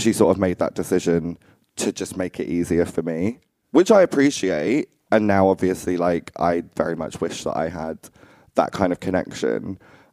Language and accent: English; Essex, East of England, United Kingdom; I grew up in Essex. It's not too far from London